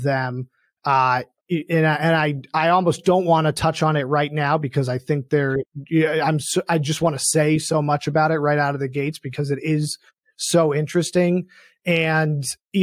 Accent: Boston, Massachusetts, United States; I grew up in Boston

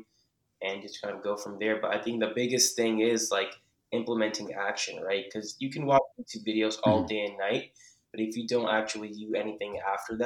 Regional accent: New Jersey, United States; I'm originally from New Jersey

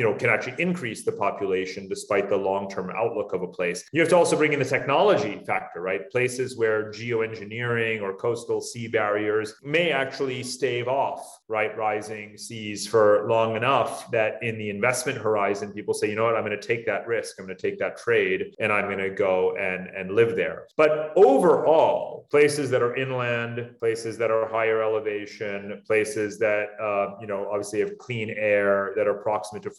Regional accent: upstate New York, United States; also born or lived in Northern Westchester; now in Singapore; I grew up in New York, not far from you, in upstate New York

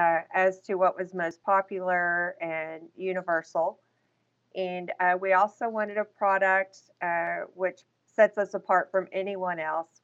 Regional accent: Texas, United States; I am Texas born and raised.

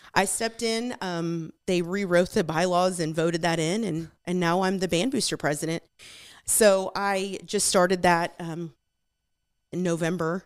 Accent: Magnolia, Texas, United States; also born or lived in Houston, Texas / California; we flooded and we moved town to Magnolia and, um, I grew up in this town.

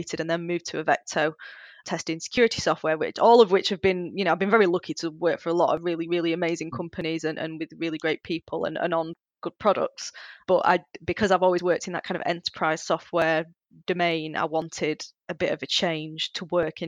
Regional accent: Bolton, North West England, United Kingdom; I'm from Bolton, which is kind of a part of Greater Manchester

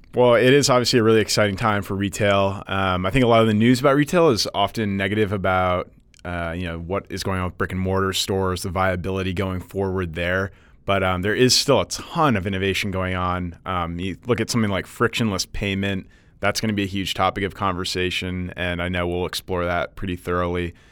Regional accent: Northeast, United States; moved away; being, uh, from the Northeast and going back there

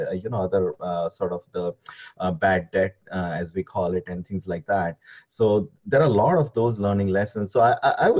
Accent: India; moved away as an adult; now in United States; I am from India

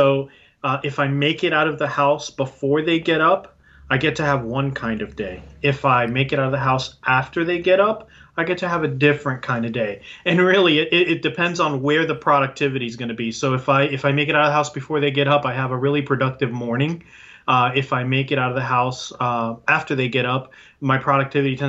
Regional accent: Puerto Rico; now in Tampa, United States; I'm originally from Puerto Rico, and I'm bilingual

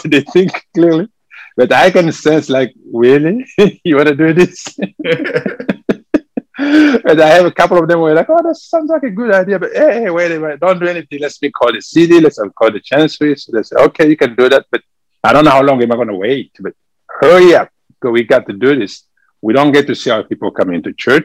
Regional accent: DR Congo; accent: French; English is a second language; moved away as an adult; now in San Antonio, United States; originally I'm from the Democratic Republic of Congo, from Africa. And this is where we speak French over there. That's why you can hear from my accent. I speak French.

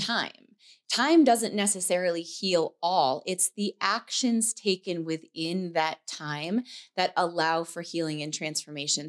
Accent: New York, United States; moved away; we were in New York in my hometown

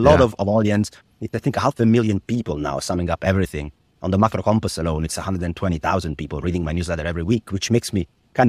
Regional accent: Italy; English is a second language; My mother was the treasurer of a small regional Italian bank in my hometown, which meant that she was very involved in Italian bond market to start

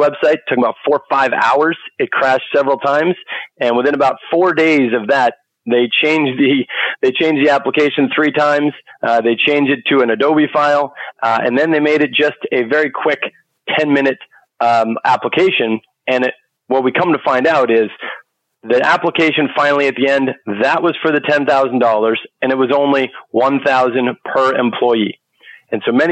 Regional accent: Boston, Massachusetts, United States; I'm from Boston, Massachusetts

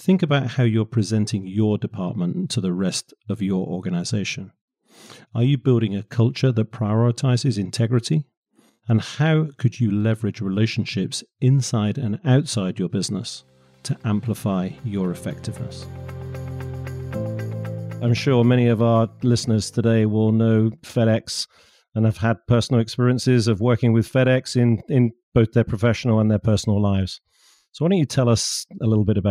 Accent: United Kingdom; I speak as a Brit over here

